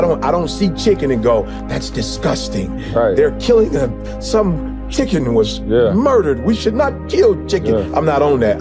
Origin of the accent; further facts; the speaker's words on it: Detroit, Michigan, United States; I grew up in Motown